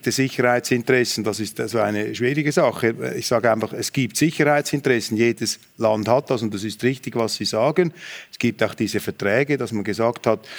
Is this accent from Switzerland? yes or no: yes; Switzerland; dass ich hier als Schweizer fast auf Handshake-Distanz zu Karl Habsburg sitze.